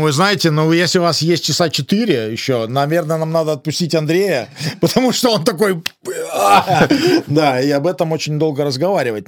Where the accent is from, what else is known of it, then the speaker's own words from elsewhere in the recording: Lithuania; moved away; я родился в Советском Союзе, в Литве